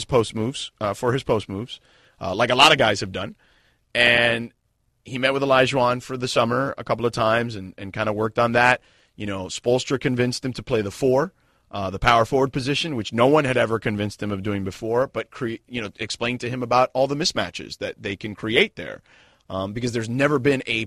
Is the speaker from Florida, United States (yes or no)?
yes; Miami, Florida, United States; I grew up in Miami when the Miami Hurricanes were the most vilified group of athletes in all of sports